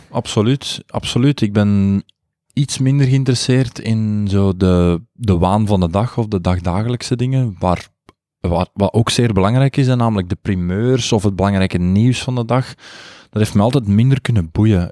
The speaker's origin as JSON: {"language": "Dutch", "area": "Buggenhout, Londerzeel", "region": "Flanders", "country": "Belgium", "tie": "born or raised there", "accent": "plat Brainonks / Londerzeels dialect", "said": "Ik kwam, ik kwam van Brainonk en ik sprak plat Brainonks. Ik sprak echt plat Brainonks eh, dialect"}